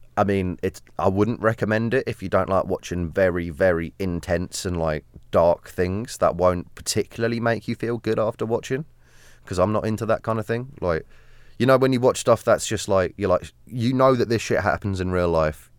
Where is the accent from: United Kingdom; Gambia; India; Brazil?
United Kingdom; South of England; As a Southerner